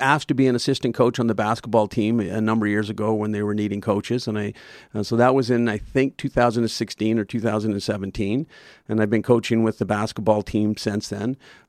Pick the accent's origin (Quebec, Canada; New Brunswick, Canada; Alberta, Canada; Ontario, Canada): Alberta, Canada; Calgary; also born or lived in Oregon, United States; I was born in Calgary, but I lived the first 11 years of my life in Oregon in the U.S. and grew up a lot down there. And then we moved back to Calgary when I was 11. Lived here all my life since then.